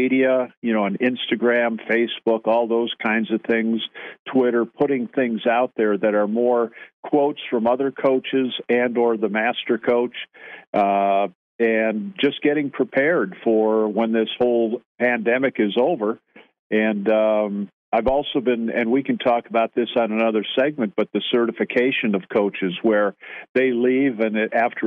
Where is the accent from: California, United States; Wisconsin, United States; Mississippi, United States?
Wisconsin, United States; Grafton; moved away; I'm from Grafton